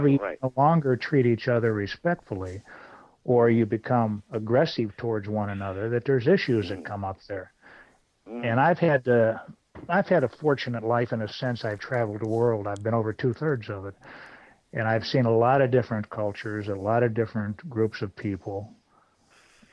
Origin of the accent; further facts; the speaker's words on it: the South, United States; I'm from the South